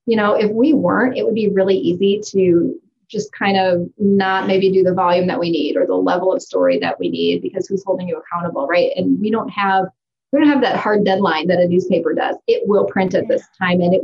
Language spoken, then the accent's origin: English; Cleveland, Ohio, United States; moved away as an adult; now in Sioux Falls, United States; I'm from Cleveland, Ohio